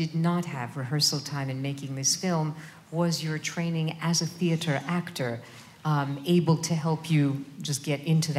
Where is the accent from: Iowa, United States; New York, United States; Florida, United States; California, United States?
New York, United States; In other words, whenever I go out to LA, they always know that I'm from New York because I walk everywhere.